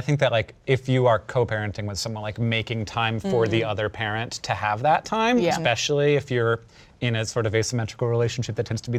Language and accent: English; Orlando, Florida, United States; moved away as an adult; now in Montana, United States; So I grew up in Orlando, Florida, where like everything's pretty transactional and most people are in cars in front of you in your way.